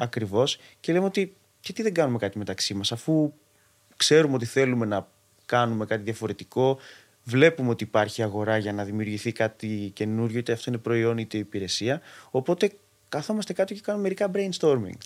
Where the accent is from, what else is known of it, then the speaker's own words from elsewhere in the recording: Athens, Attica, Greece; Γεννήθηκα μεγάλωσα στην Αθήνα